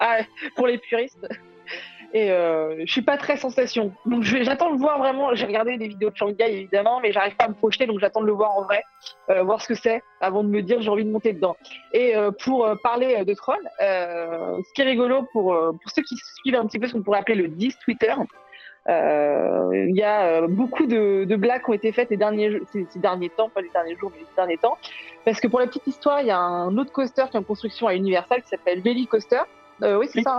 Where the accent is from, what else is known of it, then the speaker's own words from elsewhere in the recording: Brittany, France; je suis bretonne